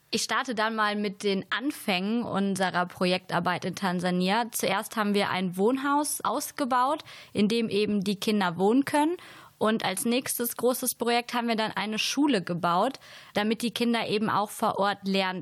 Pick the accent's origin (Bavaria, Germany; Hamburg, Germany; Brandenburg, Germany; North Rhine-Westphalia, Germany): North Rhine-Westphalia, Germany; Siegerland; moved away; komme ursprünglich aus Beschütten